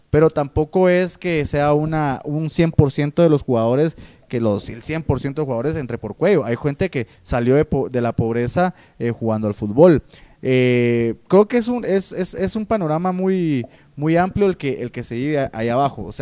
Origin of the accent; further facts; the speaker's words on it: Guatemala; creo que lo olvidamos como típico Chapín y creo que es bueno volverlo a tocar para refrescar la memoria